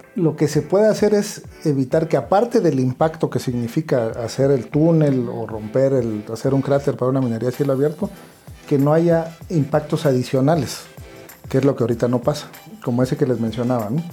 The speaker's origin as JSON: {"language": "Spanish", "town": "Tuxtla Gutiérrez", "region": "Chiapas", "country": "Mexico", "said": "en Chiapas, de donde yo soy, en Tuxtla"}